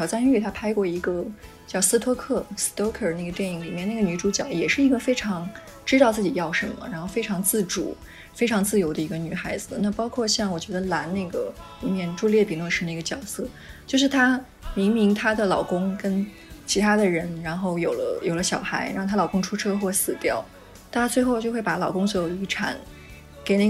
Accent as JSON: {"language": "Chinese", "country": "Taiwan", "said": "尤其我会觉得说，作为一个台湾人，然后你这辈子居然没看过《悲情城市》，那你的人生真的是太不完整了。"}